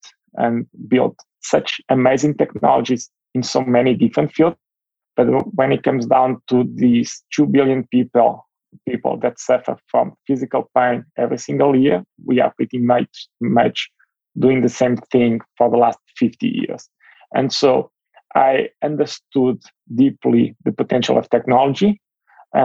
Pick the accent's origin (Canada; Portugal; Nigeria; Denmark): Portugal; moved away as an adult; now in United States; I'm originally from Europe